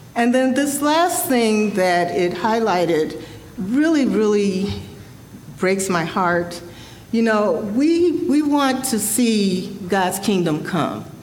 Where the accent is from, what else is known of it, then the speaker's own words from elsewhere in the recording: Chicago, Illinois, United States; I was born and raised in Chicago